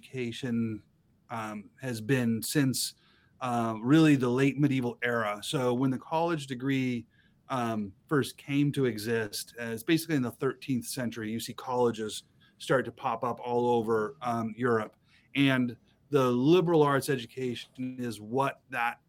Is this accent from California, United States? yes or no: no; Boise, Idaho, United States; moved away as an adult; now in Moscow, United States; I grew up in Southern Idaho in Boise. Born, raised in Boise